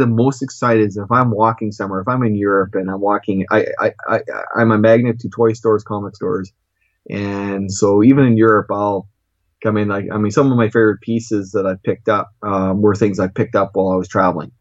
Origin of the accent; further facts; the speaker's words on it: Canada; also born or lived in Regina, Saskatchewan / Moose Jaw, Saskatchewan; I'm Canadian.